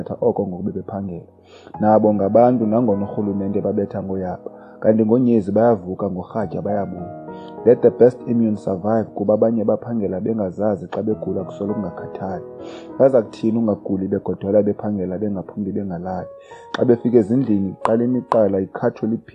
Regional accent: King William's Town, Eastern Cape, South Africa; first language Xhosa; English is a second language; now in Cape Town, South Africa; I was born and bred in the Eastern Cape in a small village called Fort Murray in King Williamstown, but now residing in Cape Town, Delft.

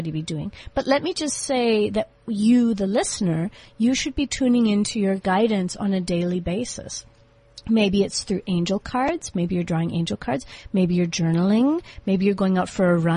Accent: United States; moved away as an adult; now in South Africa; I'm from America. I was born in 1969.

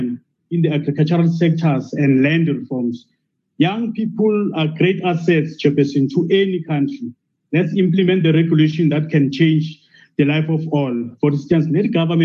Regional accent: Volksrust, Mpumalanga, South Africa; I'm from Mpumalanga province near Ismolanyana town called Falkrest

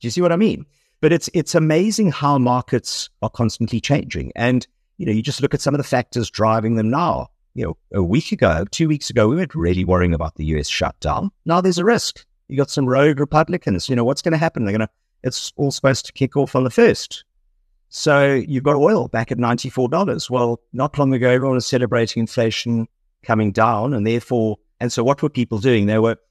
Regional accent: South Africa; moved away; so very much South African

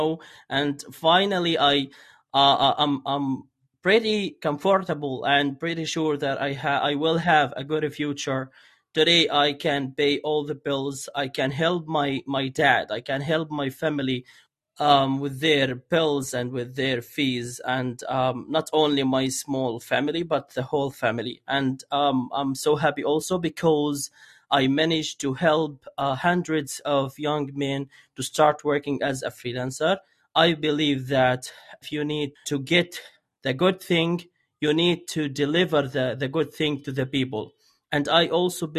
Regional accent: Gaza, Gaza Strip, Palestine; I am from Gaza, Palestine

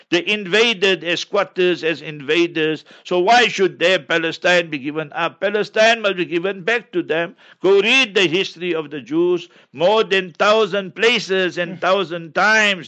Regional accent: South Africa; first language Memoni; English is a second language; my mother tongue is Maiman. I'm born in South Africa. My family is here for over 100 years

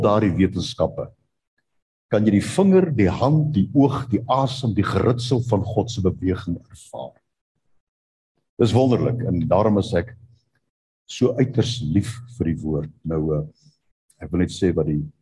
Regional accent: South Africa; Ek het daar in Bosel waar ek groot geword

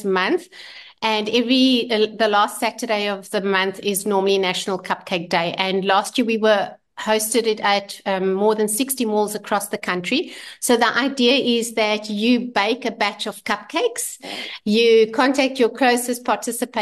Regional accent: Vereeniging, Gauteng, South Africa; we come from Vereeniging, originally from the Vaal, and we have a restaurant there.

